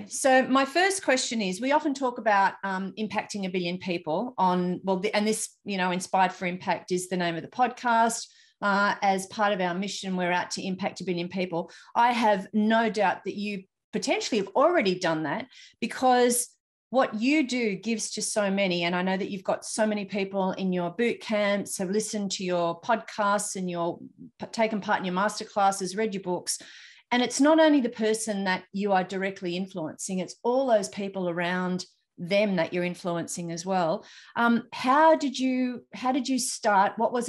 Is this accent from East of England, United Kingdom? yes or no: no; Newcastle, North East England, United Kingdom; So I'm so excited to be actually having a podcast with somebody from my hometown, which is Newcastle.